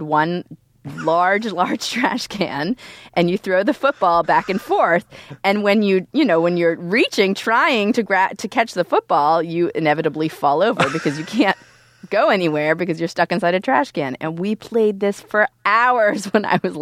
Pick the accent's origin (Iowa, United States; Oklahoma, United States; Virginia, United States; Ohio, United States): Ohio, United States; Youngstown; moved away; I was just home in Youngstown. I come from Youngstown, Ohio